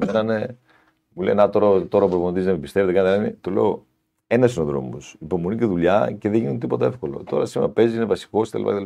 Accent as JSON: {"language": "Greek", "town": "Larissa", "region": "Thessaly", "country": "Greece", "said": "Εγώ είμαι, ήμουν από τη Λάρισα, είμαι από τη Λάρισα"}